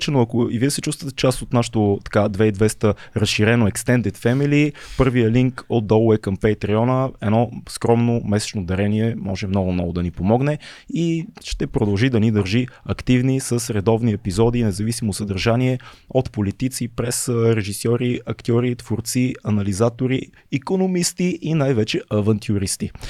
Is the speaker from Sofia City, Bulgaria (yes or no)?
yes; Sofia, Sofia City, Bulgaria; аз съм израснал в Надежда и най-вероятно сме имали много различни дни